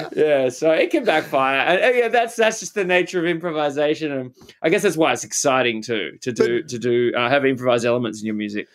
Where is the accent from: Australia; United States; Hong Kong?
Australia; as an Australian guy